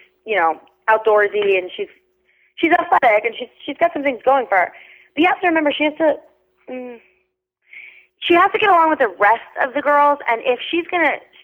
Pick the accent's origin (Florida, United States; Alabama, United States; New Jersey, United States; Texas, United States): Florida, United States; I live in Florida, I grew up in Florida